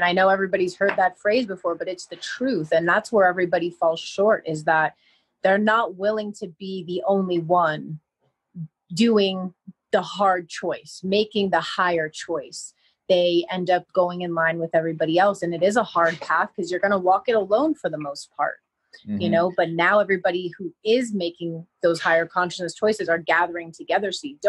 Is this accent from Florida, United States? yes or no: yes; Miami, Florida, United States; I mean, I came from Miami, so I lived and breathed big city.